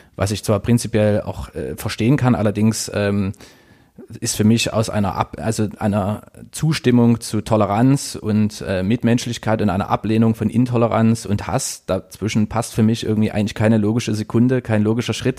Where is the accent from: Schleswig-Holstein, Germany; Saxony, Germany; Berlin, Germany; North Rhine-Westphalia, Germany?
Saxony, Germany; Dresden; also born or lived in Leipzig; in meiner Heimatstadt